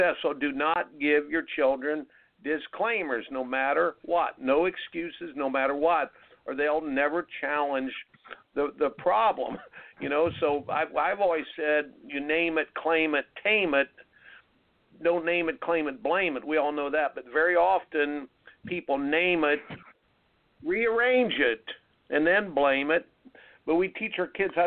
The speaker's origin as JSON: {"language": "English", "region": "Indiana", "country": "United States", "tie": "born or raised there", "said": "growing up in the Indiana"}